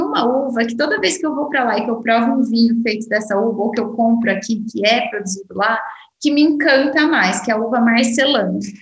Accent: Brazil; eu, como brasileira

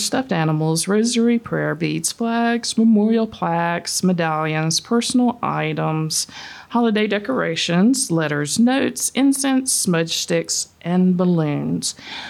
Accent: Mississippi, United States; now in Alabama, United States; I'm not from here either. I'm from Mississippi.

